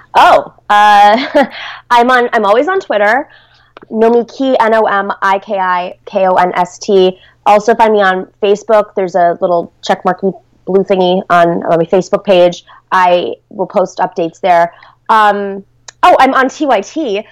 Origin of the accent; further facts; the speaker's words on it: Buffalo, New York, United States; moved away; I grew up in Buffalo, New York